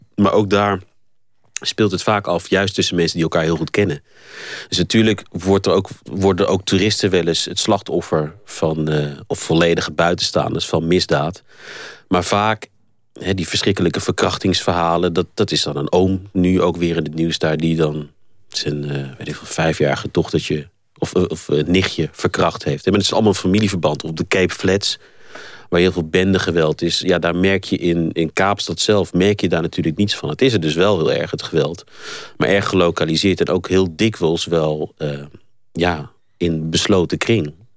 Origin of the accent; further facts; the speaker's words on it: Netherlands; moved away as an adult; now in South Africa; ik heb toch het meeste van mijn eh, leven tot nu toe nog in Nederland doorgebracht. En ik ben gewoon Nederlander.